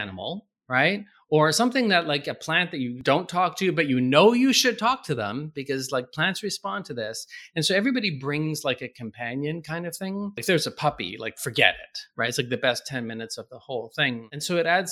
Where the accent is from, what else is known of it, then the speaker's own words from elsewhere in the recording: Canada; moved away; I'm Canadian